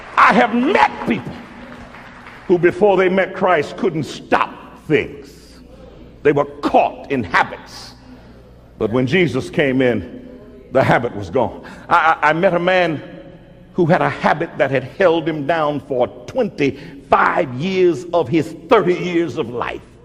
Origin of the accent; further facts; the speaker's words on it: Mobile, Alabama, United States; moved away; I was born in Mobile, Alabama